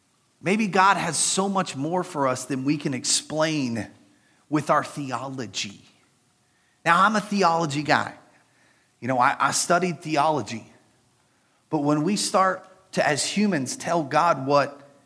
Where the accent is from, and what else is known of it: United States